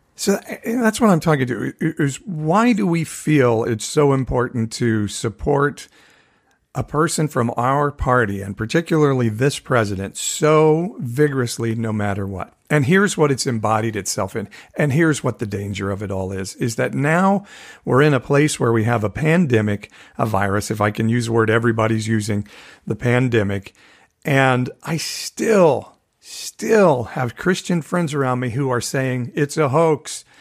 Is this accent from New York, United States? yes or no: no; Fresno, California, United States; my hometown of Fresno, California